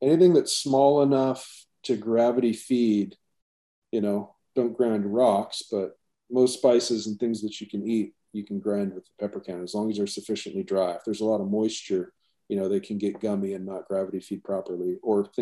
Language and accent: English; Alaska, United States; moved away as an adult; also born or lived in Seattle / Hawaii; born and raised in Alaska.